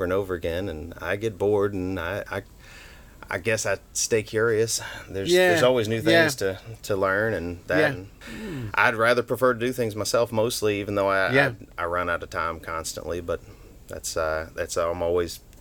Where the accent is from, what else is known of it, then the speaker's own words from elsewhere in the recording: Memphis, Tennessee, United States; also born or lived in Chattanooga; now in Hong Kong; In Memphis. I mostly grew up. I was born in Chattanooga.